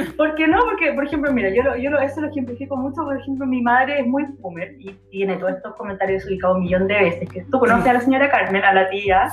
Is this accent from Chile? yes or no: yes; Chile; soy una mujer chilena morena de metro y medio